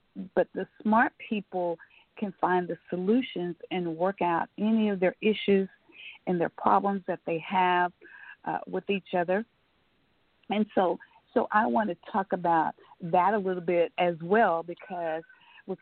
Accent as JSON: {"language": "English", "town": "Omaha", "region": "Nebraska", "country": "United States", "tie": "born or raised there", "moved": "yes", "said": "when I was growing up in Omaha, Nebraska"}